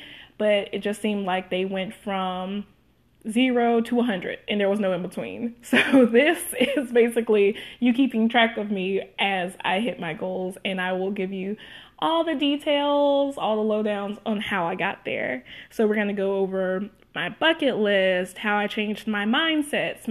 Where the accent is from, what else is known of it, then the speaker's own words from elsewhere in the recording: Meridian, Mississippi, United States; moved away as an adult; now in Dallas, United States; I am a former Mississippi hippie, and I am now a Dallas darling. And I moved all the way from Meridian, Mississippi to Dallas 1 year ago